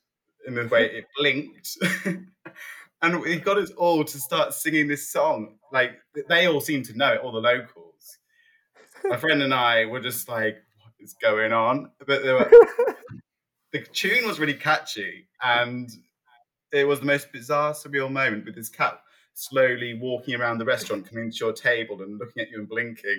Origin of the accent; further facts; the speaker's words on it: East Midlands, United Kingdom; It was in Lincolnshire. Yeah.